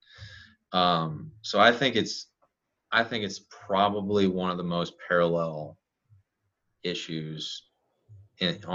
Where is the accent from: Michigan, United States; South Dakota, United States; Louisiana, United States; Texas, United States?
Louisiana, United States; South; I'm in South Louisiana. I'm in Cajun country 101. Hell, I'm a Cajun.